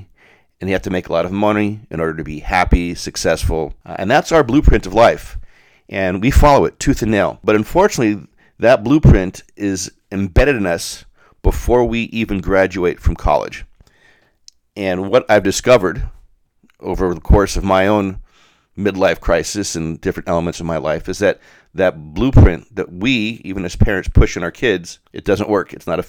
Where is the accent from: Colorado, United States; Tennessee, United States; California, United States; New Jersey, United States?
Colorado, United States; Denver; And while I grew up in Denver, it was the preeminent catering company in the state